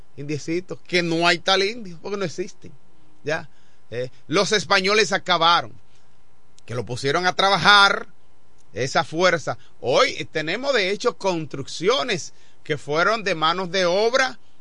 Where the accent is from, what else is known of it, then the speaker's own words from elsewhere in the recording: Dominican Republic; somos dominicanos